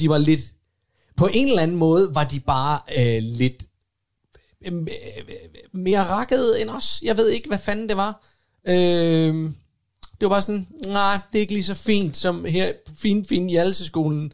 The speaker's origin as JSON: {"language": "Danish", "town": "Odense", "region": "Southern Denmark", "country": "Denmark", "tie": "born or raised there", "said": "jeg voksede op i Odense"}